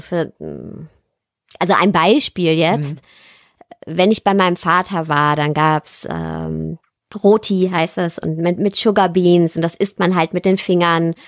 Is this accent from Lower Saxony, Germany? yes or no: no; Ruhr area, North Rhine-Westphalia, Germany; eigentlich komme ich her aus dem Ruhrpott